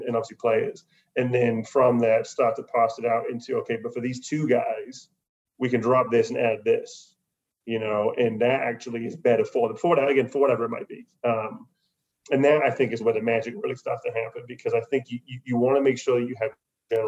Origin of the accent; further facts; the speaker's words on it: United Kingdom; being British